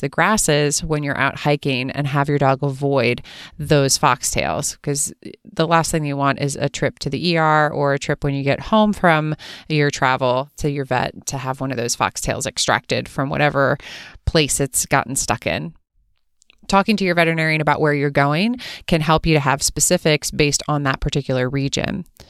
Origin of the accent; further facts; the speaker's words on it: East Coast, United States; moved away as an adult; also born or lived in California; I'm originally from the East Coast, and when I moved to California for veterinary school